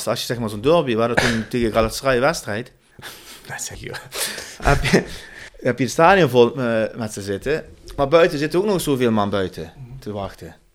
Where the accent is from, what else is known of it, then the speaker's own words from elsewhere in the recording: Turkey; meer waar ik vandaan kom. Dat is meer naar Ankara.